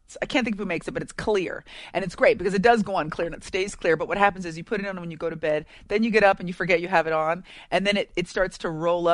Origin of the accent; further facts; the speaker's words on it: San Francisco Bay Area, California, United States; I grew up in the Bay Area, so San Francisco Bay Area.